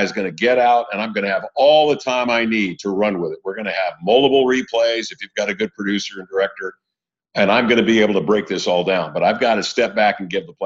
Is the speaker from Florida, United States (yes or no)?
no; Indianapolis, Indiana, United States; moved away as an adult; also born or lived in Seattle / Portland; now in Chelan, United States; I grew up in Indianapolis, Indiana, you know, before the internet, before 500 channels, and the entertainment in our town on the west side of Indy